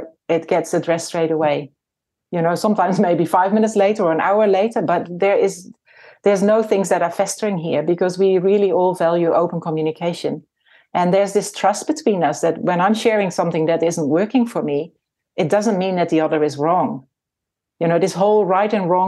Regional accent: Netherlands; moved away as an adult; also born or lived in Nelson, New Zealand; now in New Zealand; I was born in the Netherlands and my husband and I came to New Zealand in 1995

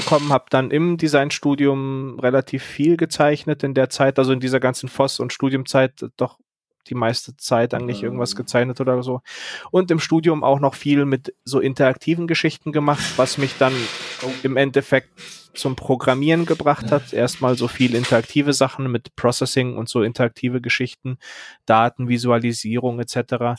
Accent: Berlin, Germany; now in Munich, Germany; ich bin ja eigentlich Berliner

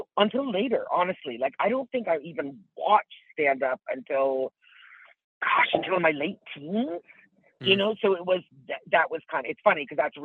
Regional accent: Tillsonburg, Ontario, Canada; moved away as an adult; also born or lived in Toronto; I grew up in a little town called Tillsonburg, Ontario

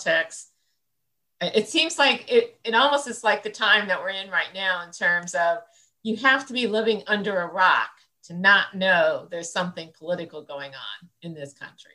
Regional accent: central Illinois, United States; I grew up in a small town, you know, small farming community in central Illinois

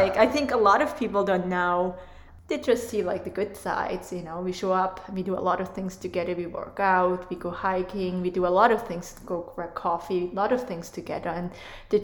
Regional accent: Switzerland; English is a second language; moved away as an adult; now in United States; I'm from Switzerland

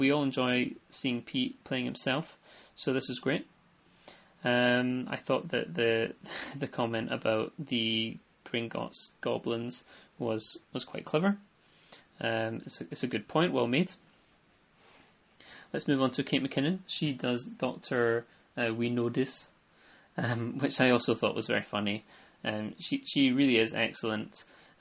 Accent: United Kingdom; I'm a Brit

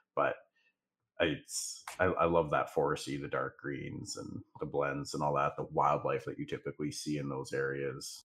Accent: the Northwest, Pacific Northwest, United States; I'm from the Northwest, so I, I live five minutes away from mountains and five minutes away from the beach

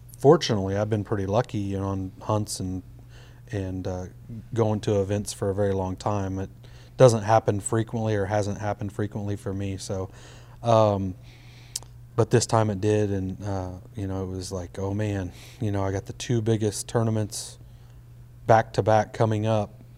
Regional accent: Midwest, United States; I grew up in the Midwest

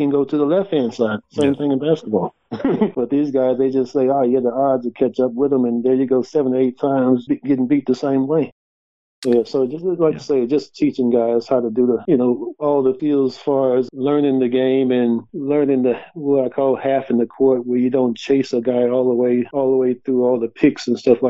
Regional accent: Richmond, California, United States; now in Kalgoorlie, Australia; I grew up in Richmond, California, which is, it's a rough neighborhood

